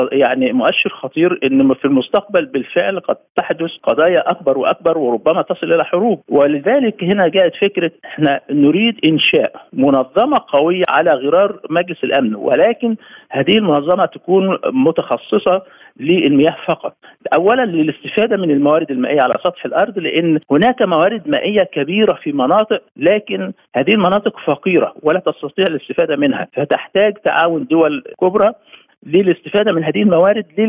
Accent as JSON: {"language": "Arabic", "country": "Egypt", "said": "احنا عندنا مصر"}